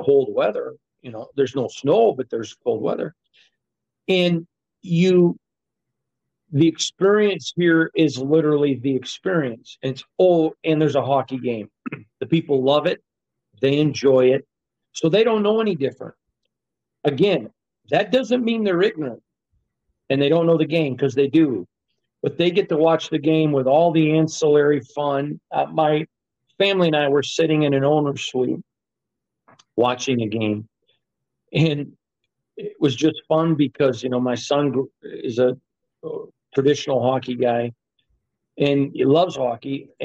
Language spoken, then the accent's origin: English; Michigan, United States; now in Las Vegas, United States; I'm from Michigan. I'm a hockey guy. Grew up loving the Red Wings.